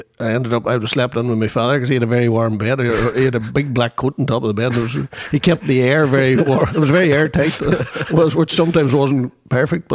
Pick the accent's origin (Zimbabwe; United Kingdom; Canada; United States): United Kingdom; Derrynoid, Mulnavee Road, Northern Ireland; I was born in Derrynoid, I'm very much a Mulnavee man in my head.